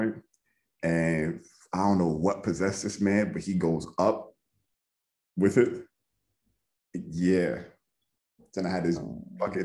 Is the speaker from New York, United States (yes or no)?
yes; New York, United States; moved away as an adult; also born or lived in Jamaica; now in Bay Area, United States; I'm from New York